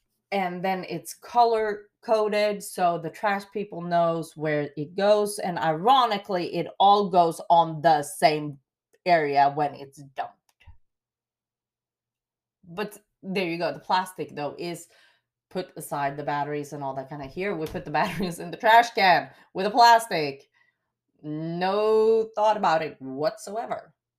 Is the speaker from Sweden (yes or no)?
yes; Sweden; English is a second language; now in Wills Point, United States; What I do miss is, like here in the town I live, Wills Point, growing up in Sweden, you are blessed and spoiled with tap water.